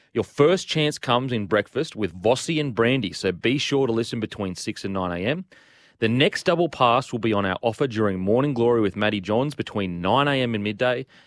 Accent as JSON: {"language": "English", "region": "Queensland", "country": "Australia", "said": "as a Queenslander"}